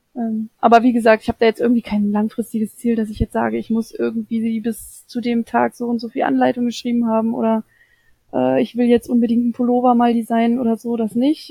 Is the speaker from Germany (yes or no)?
yes; Saxony-Anhalt, Germany; moved away; ich komme ja aus ursprünglich aus Sachsen-Anhalt